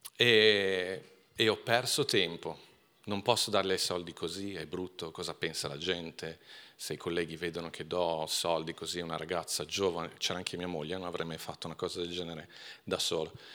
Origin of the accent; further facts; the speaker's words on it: Milan, Lombardy, Italy; sono cresciuto a Milano